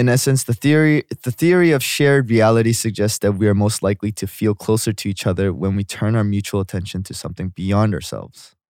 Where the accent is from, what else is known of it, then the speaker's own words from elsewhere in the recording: Vancouver, British Columbia, Canada; I grew up in Vancouver, Vancouver